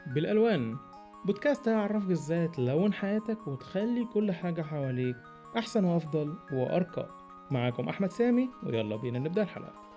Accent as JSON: {"language": "Arabic", "country": "Egypt", "said": "بما إني مصري"}